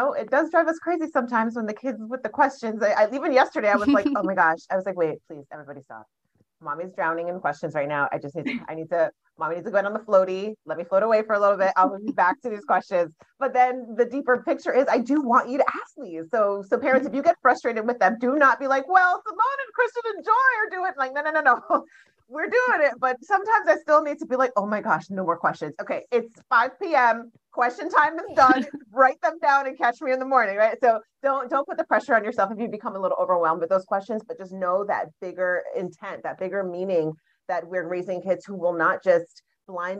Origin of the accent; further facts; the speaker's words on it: Jamaica; growing up as a Jamaican child. So I was born in Jamaica. My parents are Jamaican.